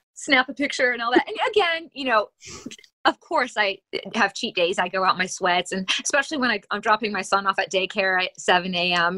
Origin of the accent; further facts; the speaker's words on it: Akron, Ohio, United States; moved away as an adult; also born or lived in Pittsburgh, Pennsylvania; I was born and raised in Akron, Ohio, in the uh, Bath Township area